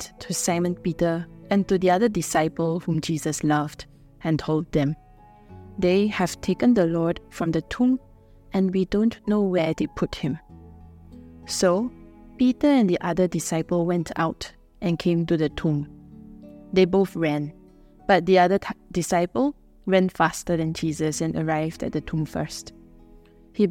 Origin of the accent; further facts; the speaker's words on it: Singapore; I'm a missionary from Singapore